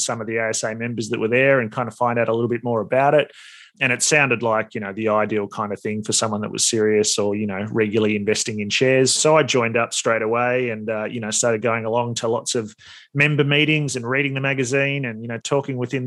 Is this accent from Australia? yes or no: yes; Australia; also born or lived in United States; as an Aussie